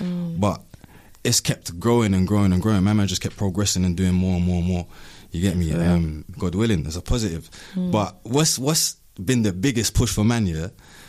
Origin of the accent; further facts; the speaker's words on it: London, United Kingdom; Originally Clapham South. I grew up in Flinders Gardens.